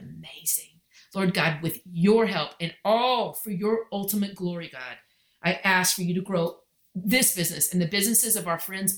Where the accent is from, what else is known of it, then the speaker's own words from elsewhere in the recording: Texas, United States; I'm so Texan